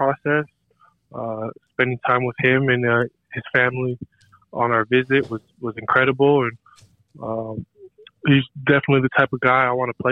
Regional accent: Kapolei, Hawaii, United States; moved away; I'm originally from Kapolei, Hawaii. That's on Oahu.

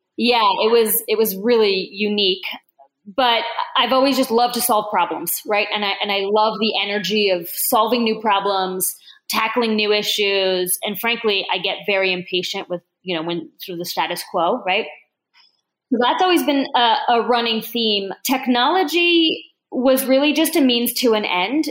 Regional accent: Newark, Delaware, United States; also born or lived in Bordeaux / Toulouse; I grew up in Newark, Delaware, which is a college town.

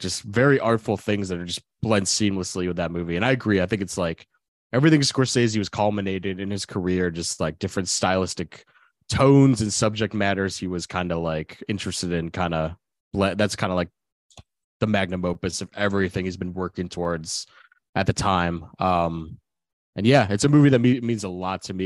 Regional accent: Midwest, United States; I grew up in the Midwest

